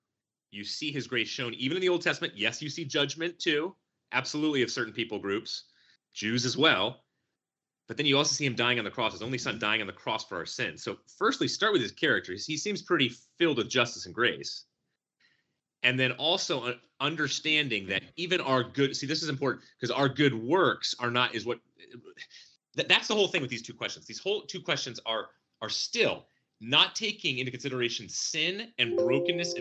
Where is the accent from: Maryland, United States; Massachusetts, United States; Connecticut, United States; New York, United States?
Connecticut, United States; I'm from Connecticut